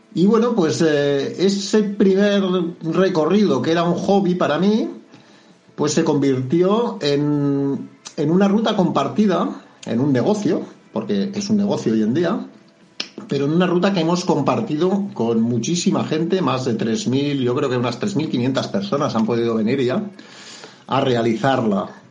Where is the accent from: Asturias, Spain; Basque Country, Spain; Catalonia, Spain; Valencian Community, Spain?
Catalonia, Spain; now in Lanzarote, Spain; soy de fuera, soy de Cataluña, pero llevo en Canarias 32 años